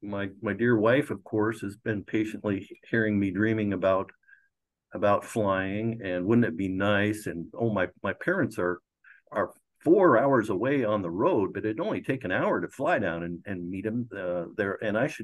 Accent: Glennallen, Alaska, United States; also born or lived in Seward, Alaska / Anchorage, Alaska; Glen Allen is where I grew up

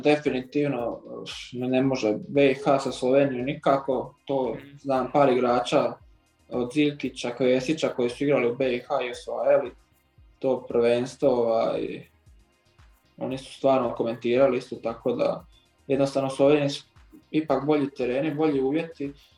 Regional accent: Vrana, Zadar County, Croatia; moved away; also born or lived in Zagreb; rođen sam u Zadru, normalno iz Vrane, To je jedno isto malo pokraj Vranskog jezera

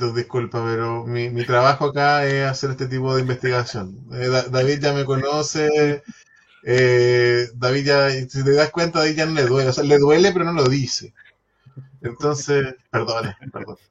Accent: Chile; como chileno

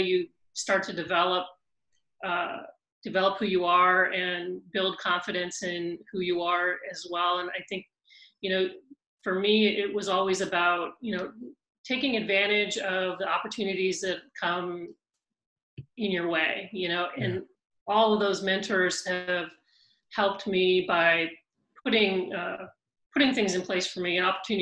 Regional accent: Whittier, California, United States; I grew up in California, in Whittier, California

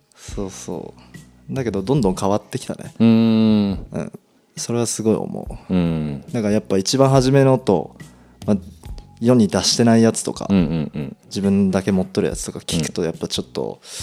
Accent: Toyama, Japan; 地元富山県

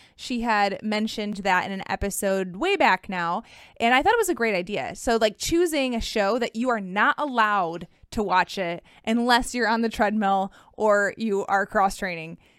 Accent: Michigan, United States; I'm from Michigan

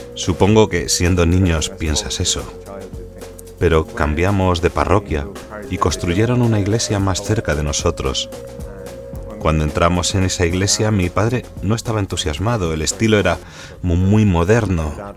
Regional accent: Dublin, Leinster, Ireland; moved away as an adult; now in Roscommon, Ireland; vivo en Roscommon, en Irlanda, aunque soy de Dublín

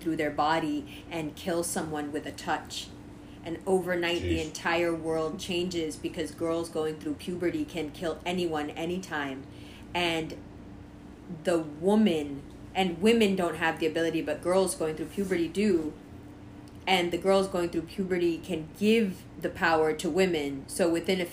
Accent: Pakistan; I'm Pakistani

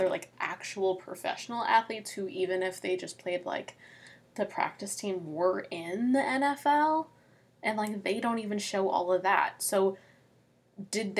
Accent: Midwest, United States; we're from the Midwest

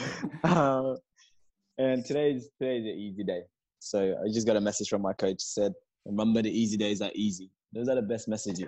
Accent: Perth, Western Australia, Australia; I'm not even gonna lie. I'm from Perth. I don't even like the cold.

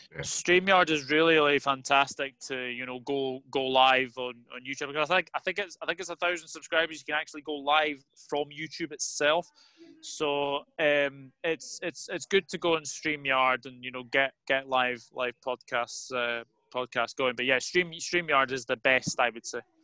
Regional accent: Scotland, United Kingdom; as a Scotsman

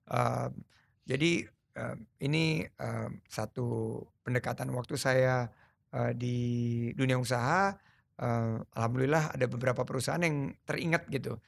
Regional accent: Sumatra, Indonesia; also born or lived in United States; Lahir di Sumatera, ayah saya orang Sulawesi, ibu saya orang Jawa

